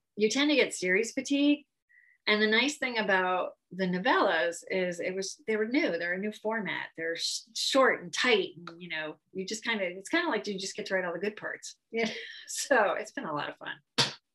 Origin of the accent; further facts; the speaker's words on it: Connecticut, United States; moved away as an adult; now in Phoenix, United States; I've been in Phoenix um, for almost 30 years, but I grew up in Connecticut